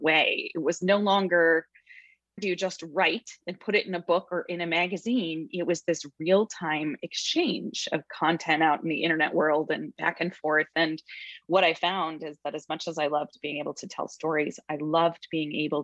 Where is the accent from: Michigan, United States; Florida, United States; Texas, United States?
Michigan, United States; Grand Rapids; moved away as an adult; also born or lived in Indiana / California / Hawaii; I was raised in the Midwest and had a lovely childhood and upbringing there in Grand Rapids, Michigan